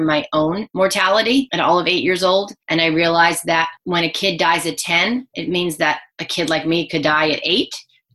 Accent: New Jersey, United States; I grew up in New Jersey, right outside of Manhattan.

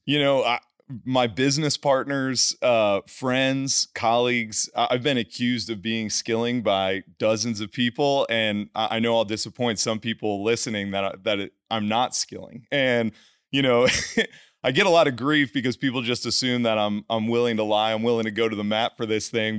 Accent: New Jersey, United States; moved away as an adult; also born or lived in Houston / Los Angeles; I'm a kid from New Jersey, played football

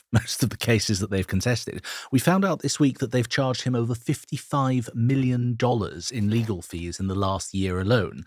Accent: Switzerland; now in United Kingdom; my home country of Switzerland.

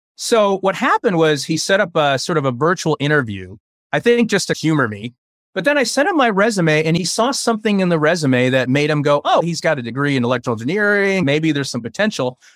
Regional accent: United States; first language Chinese; English is a second language; also born or lived in Taiwan; I was born in Taiwan, And I came to America when I was about three and a half years old

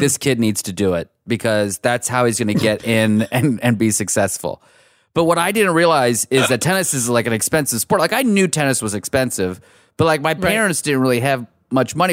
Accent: Pittsburgh, Pennsylvania, United States; also born or lived in Iran; now in Los Angeles, United States; my family's from Iran, and we grew up in Pittsburgh

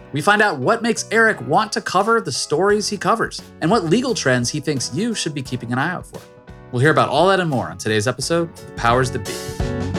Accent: Virginia, United States; I'm from Virginia

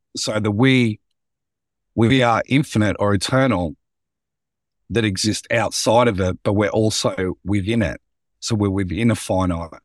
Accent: Central Victoria, Australia; growing up in Central Victorian small towns

